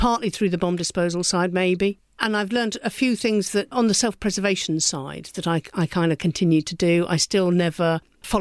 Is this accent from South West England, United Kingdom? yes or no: yes; Somerset, South West England, United Kingdom; I come from Somerset, where Exmoor meets the sea